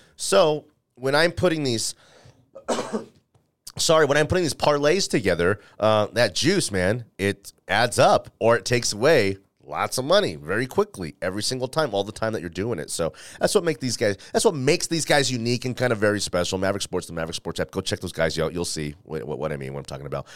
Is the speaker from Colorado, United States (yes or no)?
yes; Denver, Colorado, United States; I'm a guy who went to college here, went to school here, um, who happened to, you know, work in the newspaper industry here when that was a thing. And now I'm doing radio here